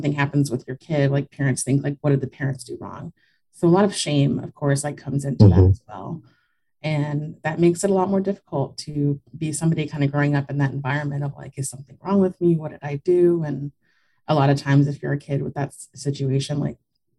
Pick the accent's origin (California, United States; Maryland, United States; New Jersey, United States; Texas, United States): Texas, United States; South; I grew up in South Texas.